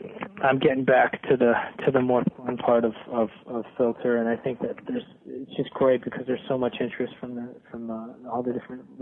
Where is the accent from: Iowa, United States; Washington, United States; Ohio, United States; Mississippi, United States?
Ohio, United States; Bay Village; Cleveland's a beautiful place to grow up. I grew up in Bay Village